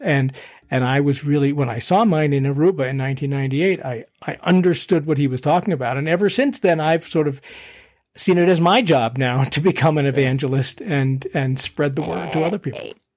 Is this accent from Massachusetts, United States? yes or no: yes; Boston, Massachusetts, United States; also born or lived in Philadelphia, Pennsylvania; now in Colorado, United States; grew up in Boston